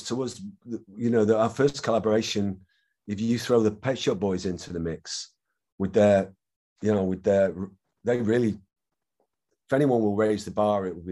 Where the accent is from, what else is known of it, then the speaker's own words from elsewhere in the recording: Manchester, North West England, United Kingdom; it blew up in my hometown.